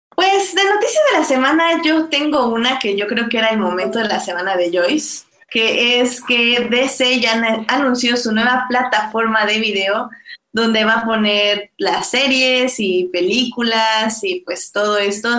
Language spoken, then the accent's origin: Spanish; Mexico; como mexicanos